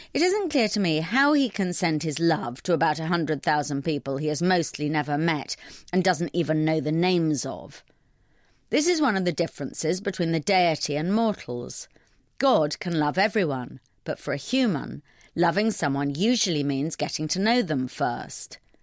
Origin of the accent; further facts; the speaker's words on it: London, United Kingdom; I'm a Londoner